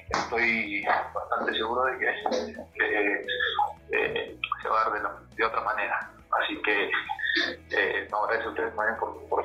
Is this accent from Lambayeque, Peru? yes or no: yes; Chiclayo, Lambayeque, Peru; No importa, somos chiclayanos. Ah. Yo creo que ahí todos somos norteños